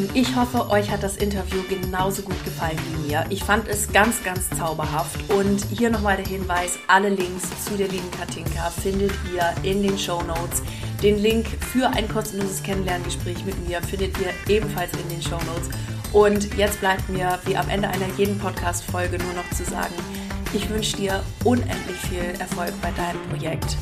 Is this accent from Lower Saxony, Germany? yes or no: yes; East Frisia, Lower Saxony, Germany; ich komme ja aus Ostfriesland